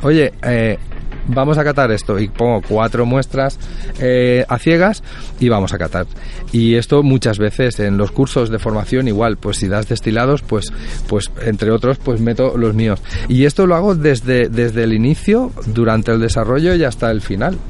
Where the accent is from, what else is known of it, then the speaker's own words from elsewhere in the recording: Puçol, Valencian Community, Spain; yo soy de Puzol